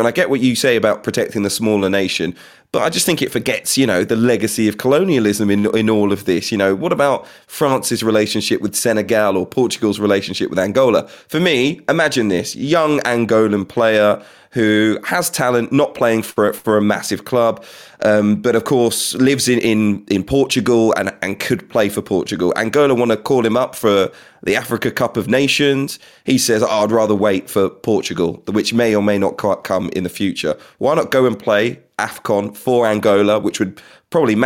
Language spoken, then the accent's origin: English; England, United Kingdom; I was born in England.